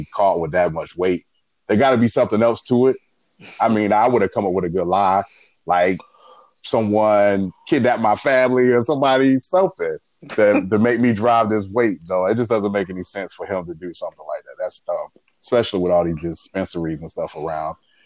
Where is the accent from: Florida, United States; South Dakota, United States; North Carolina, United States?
North Carolina, United States; Jacksonville; I grew up in Jacksonville, North Carolina